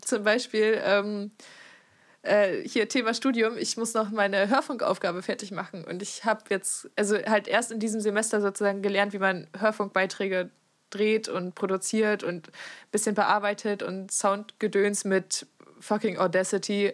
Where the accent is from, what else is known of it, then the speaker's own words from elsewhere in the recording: Friesland, Lower Saxony, Germany; moved away; aus meinem Kaff, wo ich herkomme